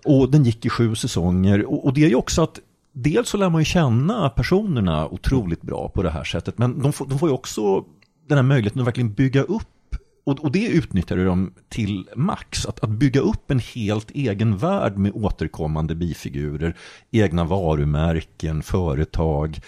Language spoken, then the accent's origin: Swedish; Jönköping County, Sweden; moved away; Jag är delvis uppvuxen i Jönköping